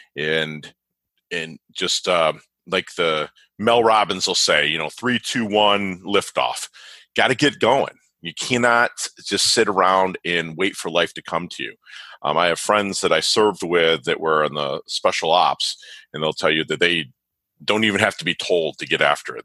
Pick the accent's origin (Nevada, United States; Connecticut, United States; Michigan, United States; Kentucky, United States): Michigan, United States; now in South Florida, United States; being from Michigan, a Michigan State fan